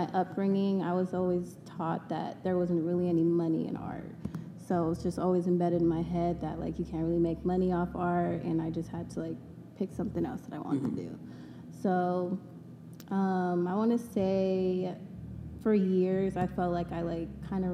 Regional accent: Las Vegas, Nevada, United States; also born or lived in Long Beach, California / Japan; I was raised in Vegas, born in Long Beach

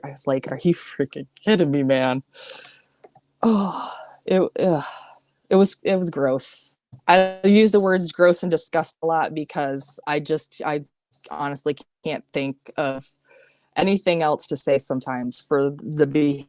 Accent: Colorado, United States; I've been a poor white girl most of my life. I was raised in Colorado. We moved around a lot

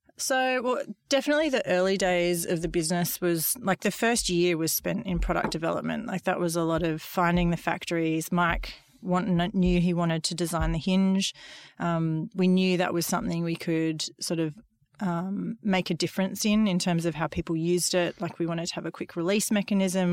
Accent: Gold Coast, Queensland, Australia; I grew up on the Gold Coast in the eighties

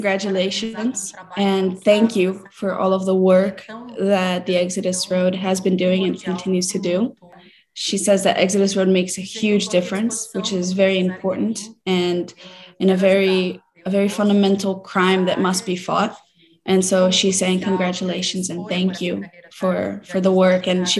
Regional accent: Brazil; I identify very much with Gabriela because I grew up in Brazil from a family that was very humble, very simple

